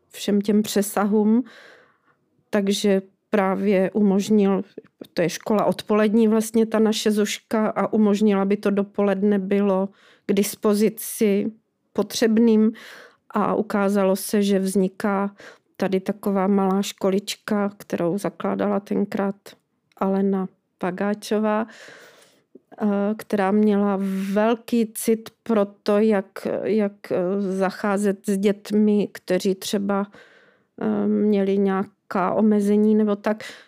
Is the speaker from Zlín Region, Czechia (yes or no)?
yes; Lešná, Zlín Region, Czechia; also born or lived in Rožnov pod Radhoštěm; now in Valašská Bystřice, Czechia; já jsem prožívala dětství u babičky v Lešné, u Valašského Meziříčí